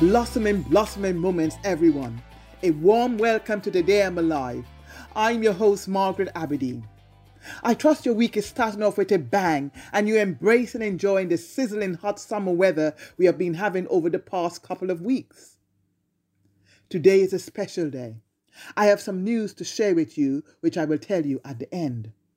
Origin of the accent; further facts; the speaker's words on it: Trinidad & Tobago; growing up in Trinidad